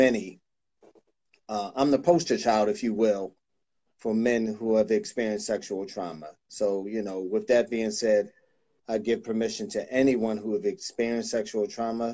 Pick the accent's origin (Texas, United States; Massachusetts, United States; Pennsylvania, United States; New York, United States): Pennsylvania, United States; Philadelphia; I'm from Philadelphia